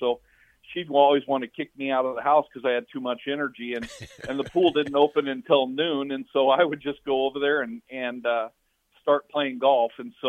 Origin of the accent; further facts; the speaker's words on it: Lincoln, Nebraska, United States; also born or lived in Sioux City, Iowa / Missouri; I'm from Lincoln originally. I was born in Sioux City, Iowa, actually, but we moved to Lincoln. We lived in Missouri, and then we came back home. My father was from Fairbury, Nebraska, and so I came back to Lincoln when I was young, when I was five